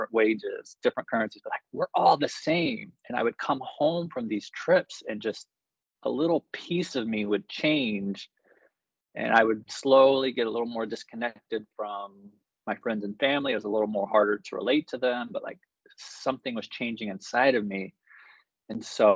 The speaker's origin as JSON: {"language": "English", "country": "United States", "tie": "born or raised there", "moved": "as an adult", "lives_now": "Mexico", "said": "growing up in America"}